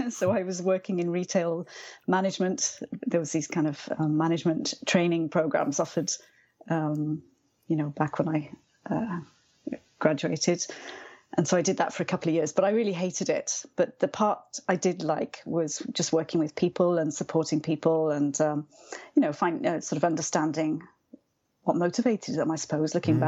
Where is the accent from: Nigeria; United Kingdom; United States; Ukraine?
United Kingdom; Wales; moved away as an adult; I'm from Wales. So everyone learns Welsh from an early age.